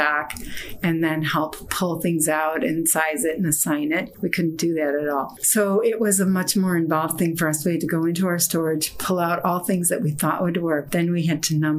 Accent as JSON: {"language": "English", "town": "Chicago", "region": "Illinois", "country": "United States", "tie": "born or raised there", "also_born_or_lived": "East Coast", "said": "I grew up in Chicago"}